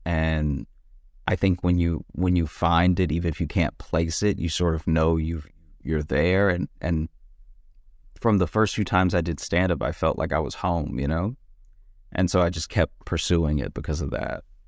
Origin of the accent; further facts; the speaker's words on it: the South, United States; growing up in the South as a, as a black person, especially a black person that gets into comedy